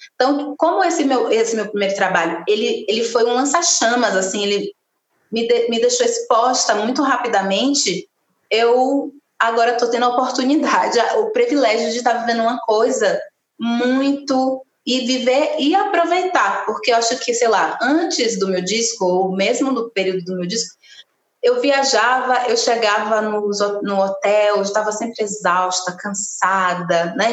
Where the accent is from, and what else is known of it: Camaçari, Bahia, Brazil; born or raised there; moved away as an adult; also born or lived in Candeias, Bahia; now in São Paulo, Brazil